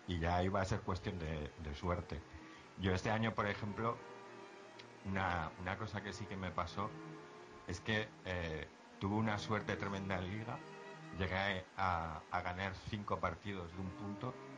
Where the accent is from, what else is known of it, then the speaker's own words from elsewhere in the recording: Zaragoza, Aragon, Spain; yo soy de Zaragoza